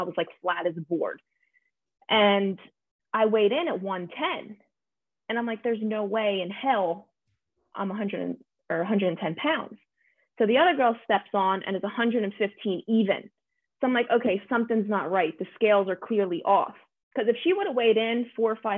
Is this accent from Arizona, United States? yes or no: no; New Jersey, United States; now in California, United States; growing up in New Jersey